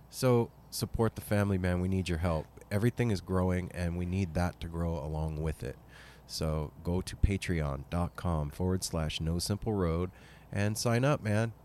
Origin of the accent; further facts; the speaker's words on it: Las Vegas, Nevada, United States; now in Portland, United States; This whole crew, we're all from Vegas originally